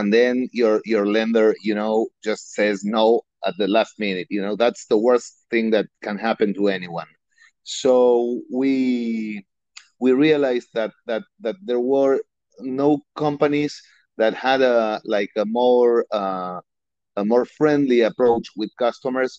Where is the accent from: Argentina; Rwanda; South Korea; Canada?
Argentina; English is a second language; moved away as an adult; now in Miami, United States; I'm originally from Argentina.